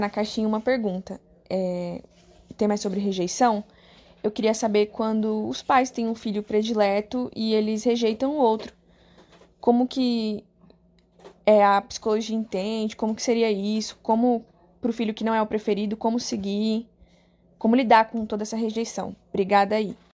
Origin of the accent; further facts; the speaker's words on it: São Paulo, Brazil; eu tenho 26 anos e sou de São Paulo